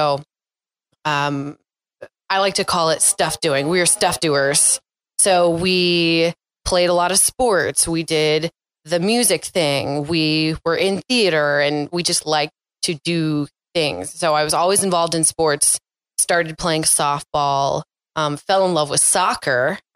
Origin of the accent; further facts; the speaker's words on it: Sacramento, California, United States; moved away as an adult; also born or lived in Lynchburg, Virginia; I am from Sacramento, California